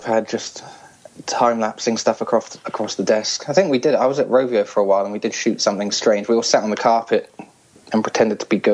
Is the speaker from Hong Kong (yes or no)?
yes; Hong Kong; now in England; originally I'm from Hong Kong.